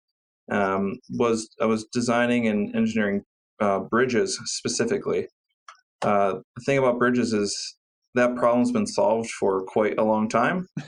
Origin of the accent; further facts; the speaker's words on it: Cleveland, Ohio, United States; I went to Cleveland State University here in my hometown of Cleveland